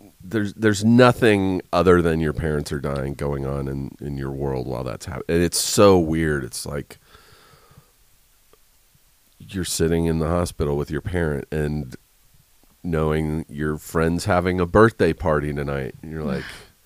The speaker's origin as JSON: {"language": "English", "town": "Riverside", "region": "California", "country": "United States", "lives_now": "Los Angeles, United States", "said": "I'm from Riverside, like an hour away from here in L.A."}